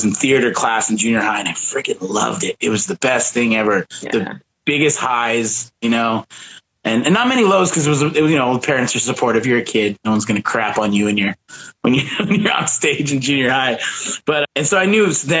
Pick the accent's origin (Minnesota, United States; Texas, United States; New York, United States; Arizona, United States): Arizona, United States; Kingman; moved away as an adult; also born or lived in Phoenix, Arizona / Mesa, Arizona; I'm originally from Arizona. Born in Kingman, Arizona. And then I moved to Phoenix